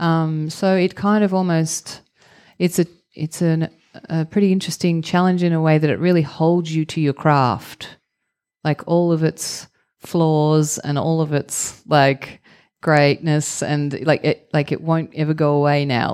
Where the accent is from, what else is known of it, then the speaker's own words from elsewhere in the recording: Victoria, Australia; also born or lived in Melbourne, Australia; I grew up in the countryside in Victoria, which is mm -hmm. the mm-hmm. state uh, where Melbourne is the capital.